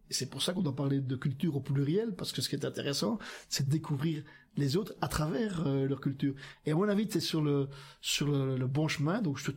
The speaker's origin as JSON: {"language": "French", "region": "Hauts-de-France", "country": "France", "said": "Donc, j'espère d'abord que Olivier, qui est un, un, Picard, moi je suis un Picard aussi"}